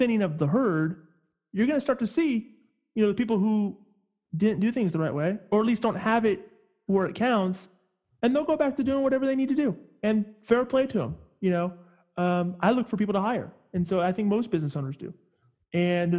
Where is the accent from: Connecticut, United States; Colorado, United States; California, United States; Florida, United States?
California, United States; Northern; I'm originally from Northern California